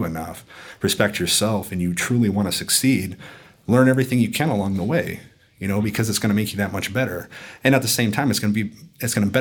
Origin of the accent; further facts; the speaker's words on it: Sioux Falls, South Dakota, United States; I'm from Sioux Falls, South Dakota, the middle of nowhere